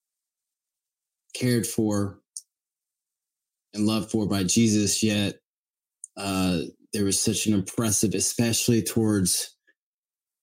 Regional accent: Murfreesboro, Tennessee, United States; I'm from Middle Tennessee, a place called Murfreesboro, Tennessee

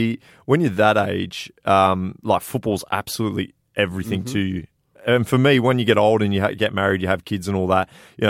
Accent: Blackburn, North West England, United Kingdom; born there; Yeah, I was born in England. Yeah, yeah. So I'm a big Blackburn Rovers fan.

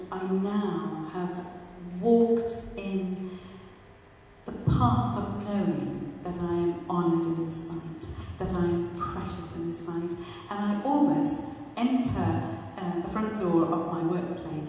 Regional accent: Pakistan; moved away; I was born and brought up in Pakistan

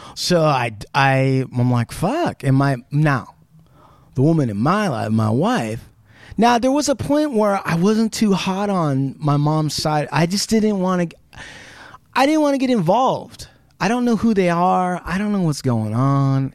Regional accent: Puyallup Indian Reservation, Washington, United States; I grew up on the Puyallup Indian Reservation

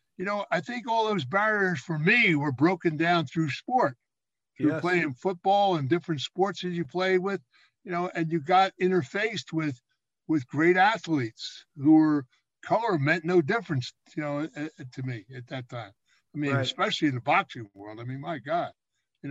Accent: Philadelphia, Pennsylvania, United States; I was raised down in Southwest Philadelphia

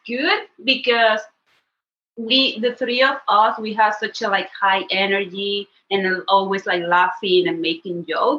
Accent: Venezuela; English is a second language; moved away as an adult; now in Vancouver, Canada; I'm from Venezuela. And I was supposed to be here for 6 months. So I was like, I'm going to Canada to learn English. And then I'm coming back to Venezuela.

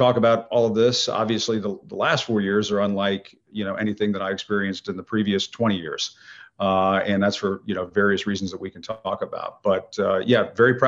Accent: just outside Washington, D.C., Northern Virginia, United States; also born or lived in Knoxville, Tennessee / Dallas, Texas / Chicago / New York; I was actually born and raised in the Washington, D.C. area. So grew up just outside Washington in Virginia.

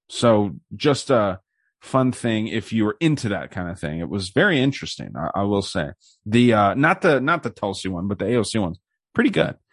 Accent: Tucson, Arizona, United States; my hometown here

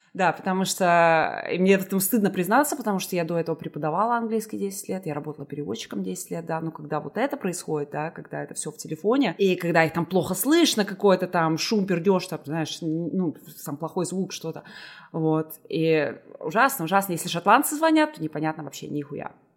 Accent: Liepāja, Kurzeme, Latvia; moved away as an adult; also born or lived in Riga, Latvia; now in Edinburgh, United Kingdom; Я сама, я училась в Лепе, я закончила там среднюю школу, и потом я переехала в Ригу

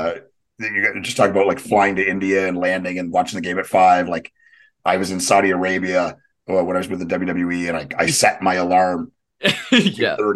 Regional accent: Canada; I grew up in Canada

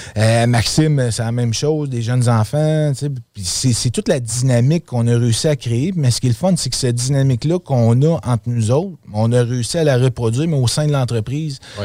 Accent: Quebec City, Quebec, Canada; also born or lived in Outaouais; je suis un gars de Québec. Dans le fond, j'ai grandi à Québec. Je suis né à Québec. Euh, moi, dans le fond, euh, j'ai été dans le l'Outaouais dans mon adolescence

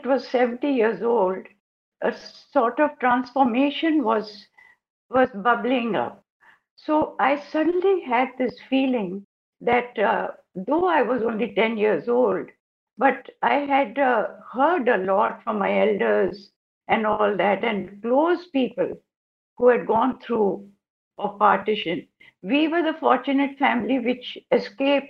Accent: Lahore, Punjab, Pakistan; now in New Delhi, India; I come from Lahore. We lived in Lahore.

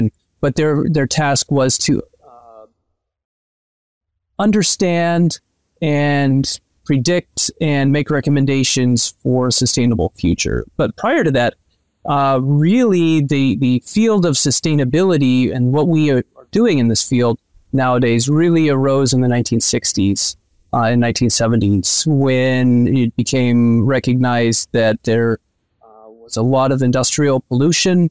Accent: Northwest Iowa, United States; I grew up in Iowa. I grew up on a farm in Northwest Iowa.

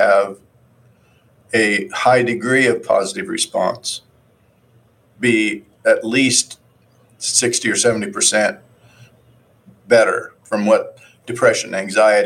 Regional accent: Midwest, United States; I came from Midwest, a farm area, and grandparents had a farm. I worked on it a long time

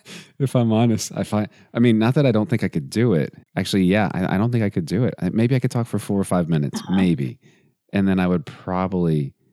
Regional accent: Texas, United States; I was born in Texas.

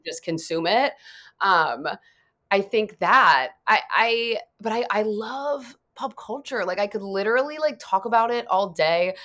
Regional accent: Dayton, Ohio, United States; now in Los Angeles, United States; I'm from Dayton, like, not that far away from there

